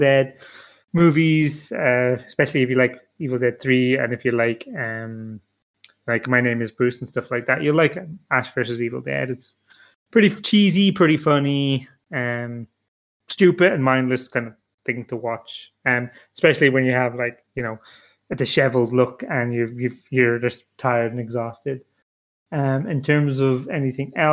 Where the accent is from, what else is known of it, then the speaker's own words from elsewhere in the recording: Ireland; I'm Irish too